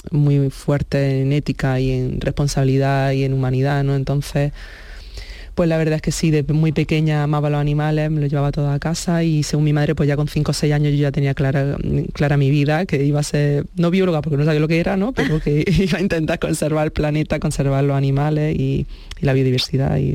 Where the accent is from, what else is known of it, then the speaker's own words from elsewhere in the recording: Andalusia, Spain; Y aunque mi ilusión era eso, el contribuir en Andalucía y, y darlo todo por mi tierra, pues un poco también ser realista, ¿no?